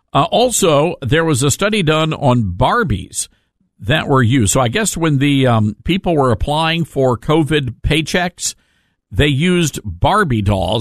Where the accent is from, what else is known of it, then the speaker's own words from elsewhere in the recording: Toledo, Iowa, United States; I received a couple of voicemails from Stern's listeners in my hometown of Toledo, Iowa.